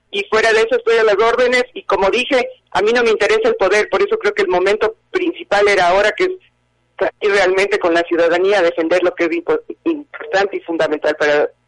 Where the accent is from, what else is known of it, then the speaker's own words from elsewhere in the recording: eastern Venezuela, Venezuela; born there; Bueno, primero que nada, yo también soy venezolana. Yo tengo doble nacionalidad. Yo nací en el oriente venezolano, porque mis padres de ese tiempo vivían ahí.